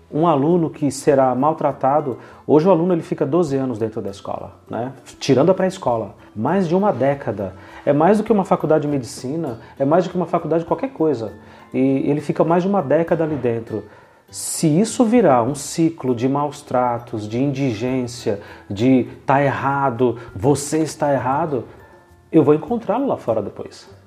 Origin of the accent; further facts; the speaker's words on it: São Paulo, Brazil; eu fui um menino criado em favela quando era menino, em São Paulo, na Zona Leste, Sapopemba. Então, eu sei o que é indigência, eu sei o que é pobreza.